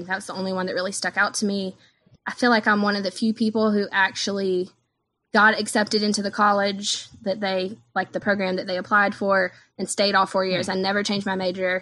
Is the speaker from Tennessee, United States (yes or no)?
no; North Augusta, South Carolina, United States; moved away as an adult; also born or lived in Clemson, South Carolina / Louisville, Kentucky; now in Spartanburg, United States; I am from South Carolina. I'm from a little town called North Augusta